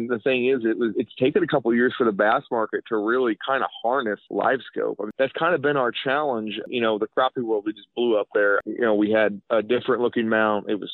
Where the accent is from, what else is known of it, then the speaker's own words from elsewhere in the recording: Sedalia, Missouri, United States; We're about 30 miles north of Truman Lake Reservoir in Sedalia, Missouri. That's where we're based out of. I grew up here.